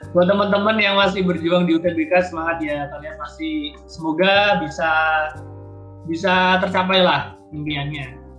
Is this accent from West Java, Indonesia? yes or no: no; East Java, Indonesia; moved away as an adult; now in Bandung, Indonesia; aku dari Jawa Timur